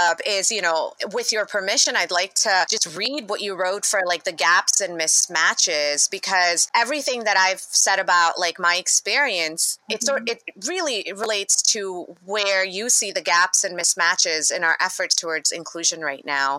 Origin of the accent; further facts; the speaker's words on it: India; now in United States; for me, I came from India where I wasn't even a minority to Detroit, you know, to Michigan, not even Detroit, to Michigan